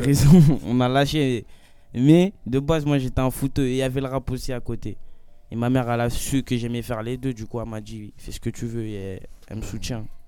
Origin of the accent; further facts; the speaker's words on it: Gonesse, Île-de-France, France; moi je viens de Gonesse, c'est 95, c'est à côté